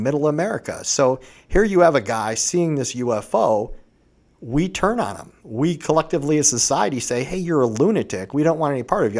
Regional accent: Vermilion, Ohio, United States; I grew up in Vermillion, Ohio.

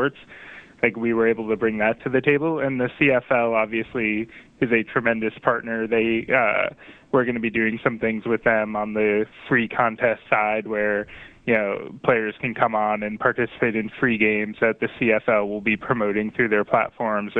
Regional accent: Boston, Massachusetts, United States; I'm from Boston, Mass

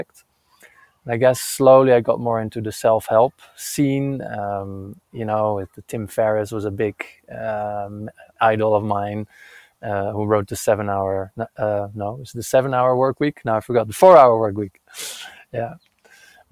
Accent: Netherlands; now in Santa Fe, United States; I'm currently in Santa Fe, New Mexico, but I'm originally from Holland

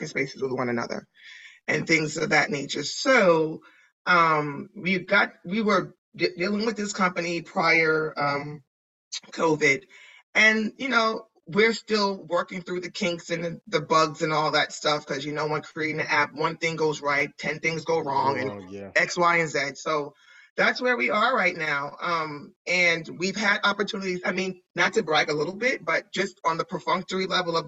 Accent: New York, United States; I'm from New York

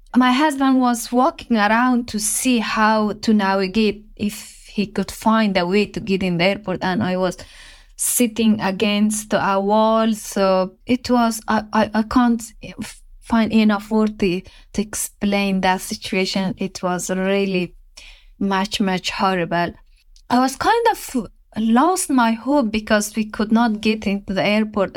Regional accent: Afghanistan; English is a second language; moved away as an adult; I will leave my home country, my father, my siblings, my mother, my friends

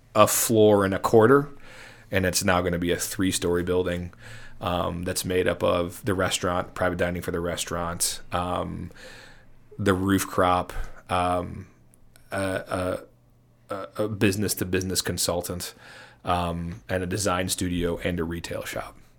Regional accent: Chicago, Illinois, United States; we're from Chicago

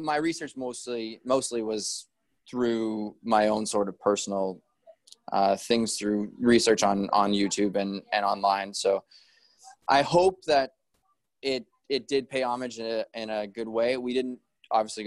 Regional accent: Prince George, British Columbia, Canada; also born or lived in Kelowna, Canada; now in Vancouver, Canada; I grew up in Prince George where my family, we always had Christmas together

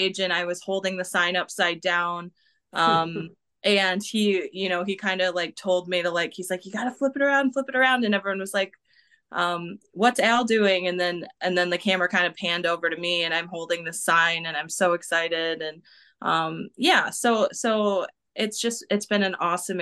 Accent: Michigan, United States; we're from Michigan. That's like our home base

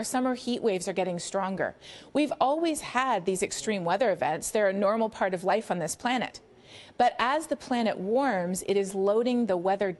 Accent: Canada; Well, in the U.S., and sadly increasingly here in our own country as well

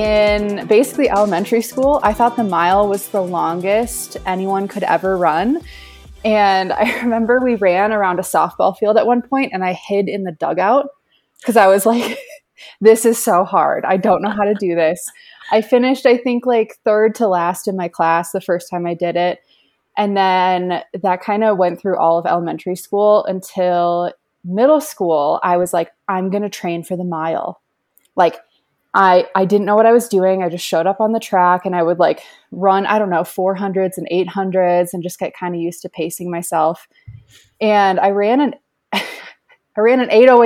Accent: Minnesota, United States; moved away; I'm from Minnesota originally

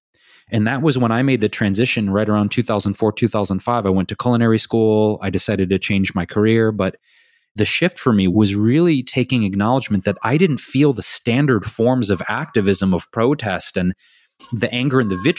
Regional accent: Detroit, Michigan, United States; I literally didn't know anyone else growing up in Detroit.

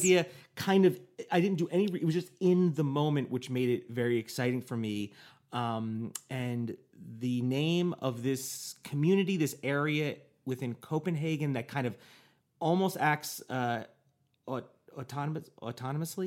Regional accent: United States; me as an American, I'd be like, "I'm an American

